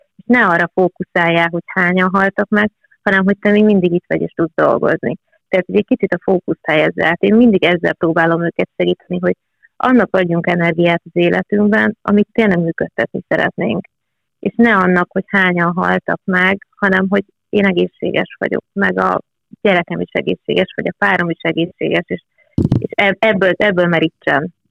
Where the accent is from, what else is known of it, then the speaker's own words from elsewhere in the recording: Eger, Heves, Hungary; itt nőttem fel